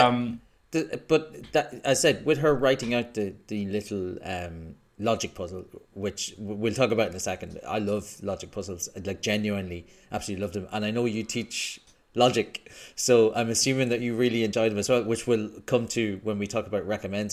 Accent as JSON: {"language": "English", "country": "Ireland", "moved": "yes", "lives_now": "United Kingdom", "said": "I'm also Irish"}